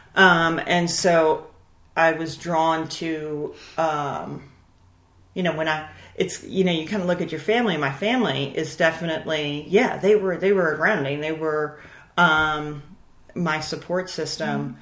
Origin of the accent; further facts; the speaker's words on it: Baltimore, Maryland, United States; born and raised in Baltimore, Maryland